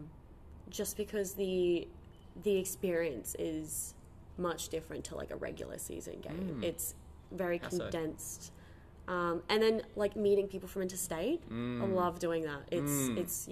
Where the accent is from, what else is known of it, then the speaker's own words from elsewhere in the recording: Gladstone, Queensland, Australia; moved away as an adult; I'm originally from Gladstone